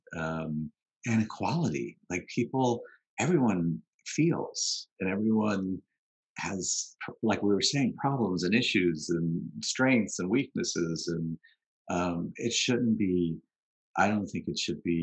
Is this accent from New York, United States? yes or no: yes; New York City, New York, United States; also born or lived in Long Island, New York / Manhattan, New York; We moved out of Queens when I was 12 to Long Island